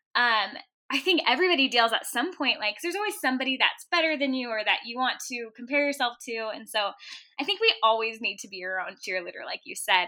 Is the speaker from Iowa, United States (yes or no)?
no; Orange County, California, United States; moved away as an adult; now in Utah, United States; I am originally from Orange County, California. I grew up, like, ten minutes from Disneyland